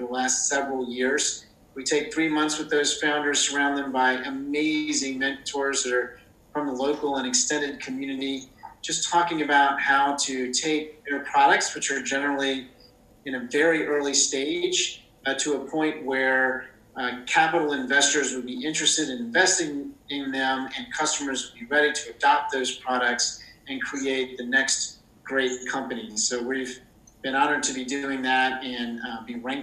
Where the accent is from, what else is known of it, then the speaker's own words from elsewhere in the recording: Richmond, Virginia, United States; born and raised in Richmond, Virginia